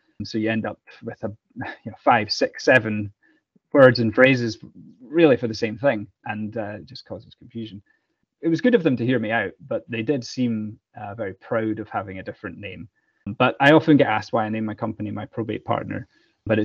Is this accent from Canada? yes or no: no; Scotland, United Kingdom; Being Scottish